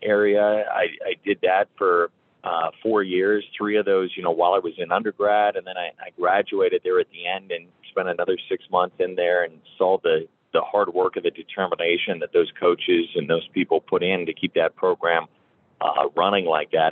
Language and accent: English; Geneseo, Illinois, United States; moved away as an adult; now in Blacksburg, United States; I grew up uh, in a town called Geneseo, Illinois